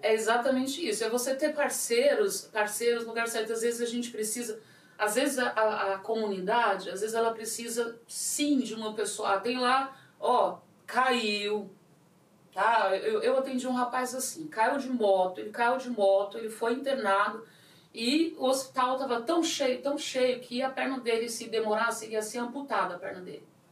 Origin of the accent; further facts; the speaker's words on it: São Paulo, Brazil; eu sou muito paulista, muito brasileira